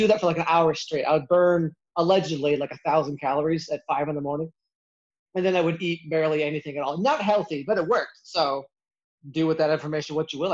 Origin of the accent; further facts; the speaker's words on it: Iowa, United States; I grew up in Iowa, and in the Midwest, a lot of people are pretty chunky